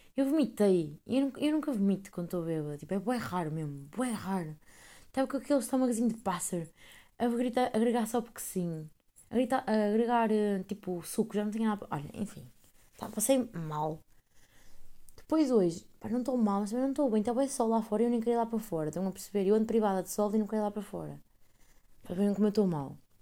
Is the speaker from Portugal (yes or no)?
yes; Esmoriz, Aveiro District, Portugal; moved away; É um conselho esmoriz, que é a minha terrinha, é uma terrinha do conselho de Ovar